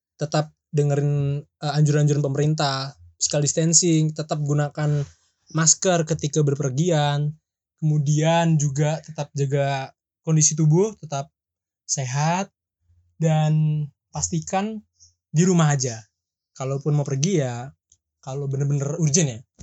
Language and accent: Indonesian; Jakarta, Indonesia; moved away; sal gue dari Jakarta